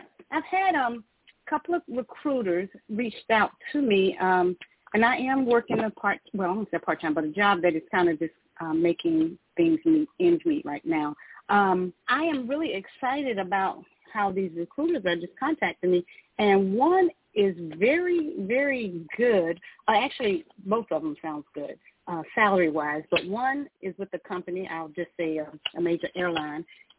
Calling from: Georgia, United States; From Georgia. I'm calling from Georgia.

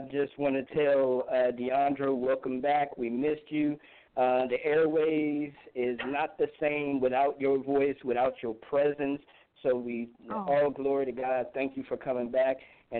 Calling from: Virginia, United States; calling from Virginia.

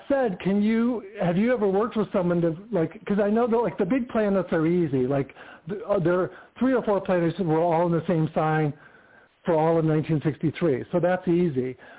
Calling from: Palm Springs, California, United States; Greetings. This is …. I'm in Palm Springs, California.

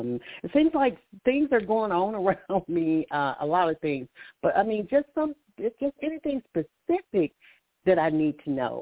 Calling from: Alabama, United States

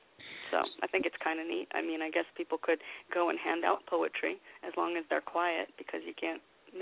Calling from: Rockville, Maryland, United States; I'm in Rockville.

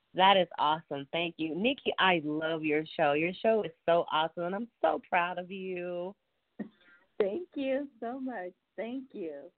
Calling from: Dallas, Texas, United States; I'm calling from Texas, Dallas

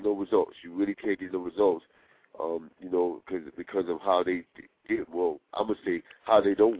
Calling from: New York City, New York, United States; I'm calling from Brooklyn.

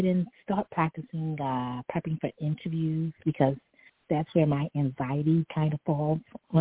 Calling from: New York City, New York, United States; I'm calling from New York City.

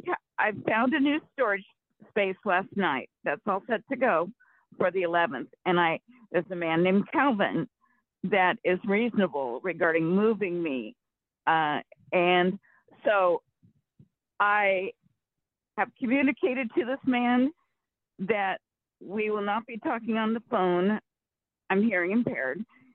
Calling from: Rancho Cordova, California, United States; from Rancho Cordova, California.

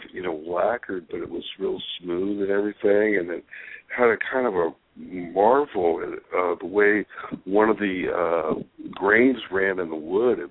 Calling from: Barstow, California, United States; calling in from Barstow.

